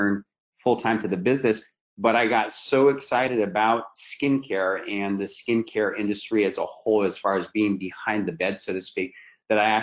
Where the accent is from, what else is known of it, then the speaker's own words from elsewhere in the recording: Seattle, Washington, United States; we're from Seattle, Washington, so that's where we're located. We've always been here. That's where I grew up and where I still live